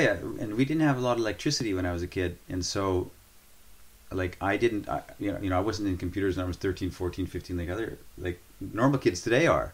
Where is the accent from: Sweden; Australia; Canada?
Canada; Northern Canada; moved away; I was born and raised in northern Canada